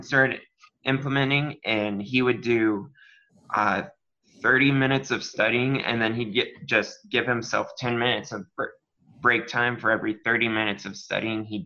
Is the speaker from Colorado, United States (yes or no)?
yes; Castle Rock, Colorado, United States; moved away as an adult; now in Waco, United States; I am from Castle Rock, Colorado